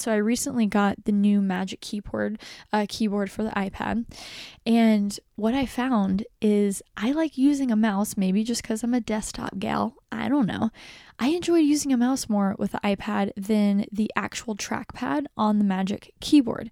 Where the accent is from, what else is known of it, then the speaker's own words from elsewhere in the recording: Dallas, Texas, United States; now in New York City, United States; I'm from Dallas, Texas.